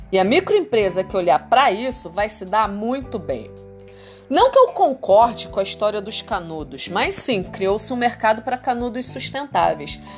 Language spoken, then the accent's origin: Portuguese; Brasília, Federal District, Brazil; accent: carioca; now in Rio de Janeiro, Brazil; eu não nasci no Rio de Janeiro. Eu sou de Brasília, só que é óbvio, eu moro aqui há um bom tempo, mas a verdade é que eu sempre falei como carioca.